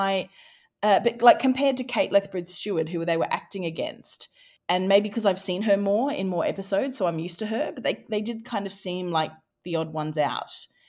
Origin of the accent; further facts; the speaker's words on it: Australia; Highfalutin literary wordsmithing to my, I'm Australian.